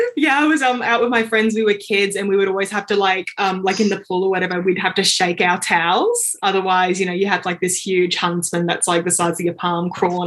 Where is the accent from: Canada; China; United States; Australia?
Australia; I do have a lot of friends that maybe started off in other countries, then moved down here. But, yeah, born and raised in Aussie land.